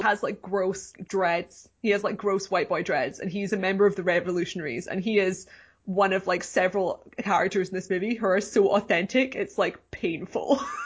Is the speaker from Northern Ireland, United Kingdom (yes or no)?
no; Scotland, United Kingdom; I grew up in Scotland